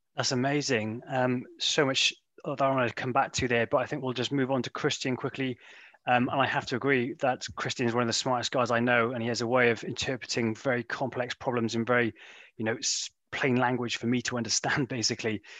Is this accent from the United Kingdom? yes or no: yes; United Kingdom; I am a Brit